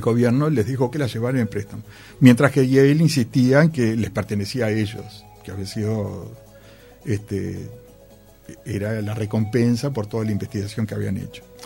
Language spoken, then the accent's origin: Spanish; Uruguay; soy de Uruguay